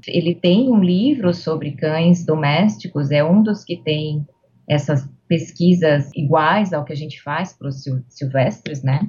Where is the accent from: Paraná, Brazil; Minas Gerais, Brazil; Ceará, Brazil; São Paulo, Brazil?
São Paulo, Brazil; Santa Bárbara d'Oeste; also born or lived in Piracicaba; Eu nasci em Santa Bárbara do Oeste.